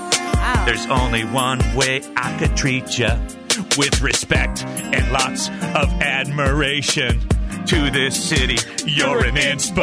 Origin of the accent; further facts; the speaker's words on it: Iowa, United States; that's where I'm from. Yeah. I'm from Iowa.